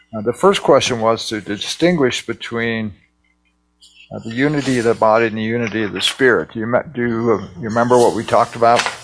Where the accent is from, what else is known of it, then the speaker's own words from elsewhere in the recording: United States; I'm an American.